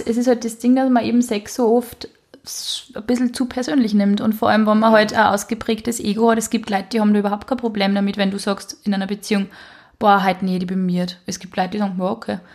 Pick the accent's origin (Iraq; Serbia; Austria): Austria; Upper Austria; Ich bin nicht aus Wien, ich sage eigentlich gar nicht Baba, weißt du? Ich bin aus Oberösterreich, da sagt man ihr Servus